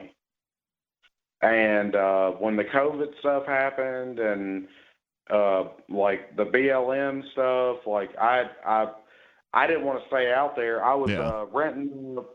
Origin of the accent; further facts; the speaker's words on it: Tennessee, United States; also born or lived in Seattle, Washington; I'm from Tennessee